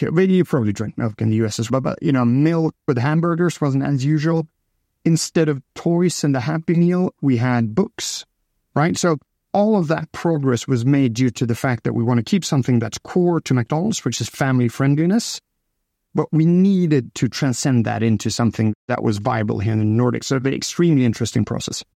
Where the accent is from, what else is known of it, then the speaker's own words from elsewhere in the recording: Stockholm, Stockholm County, Sweden; I'm from Stockholm